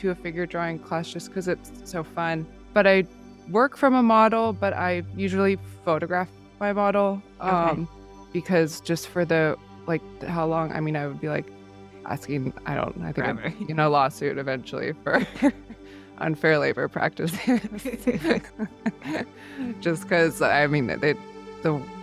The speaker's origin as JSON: {"language": "English", "town": "Encinitas", "region": "California", "country": "United States", "tie": "born or raised there", "also_born_or_lived": "San Francisco, United States", "lives_now": "San Diego, United States", "said": "I grew up in Encinitas"}